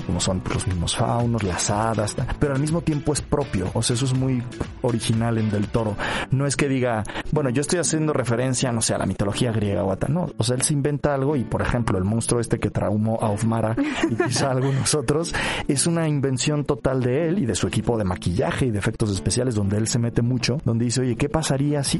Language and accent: Spanish; Mexico; como mexicanos